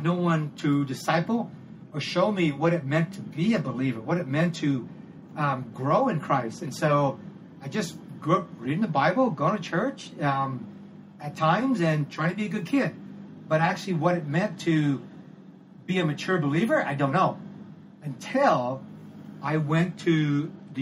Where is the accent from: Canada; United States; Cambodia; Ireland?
Cambodia; now in Thailand; my home country in Cambodia